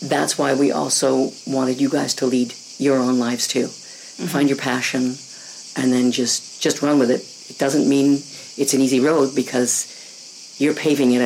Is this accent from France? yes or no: no; Winnipeg, Manitoba, Canada; growing up in Winnipeg, Manitoba, mm-hmm. Canada.